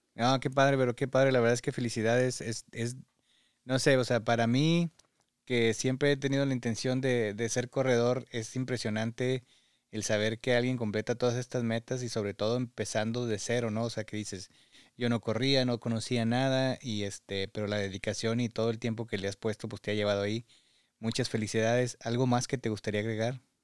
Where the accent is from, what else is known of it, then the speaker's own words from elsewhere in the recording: Parras de la Fuente, Coahuila, Mexico; now in Michigan, United States; Parras, de donde yo soy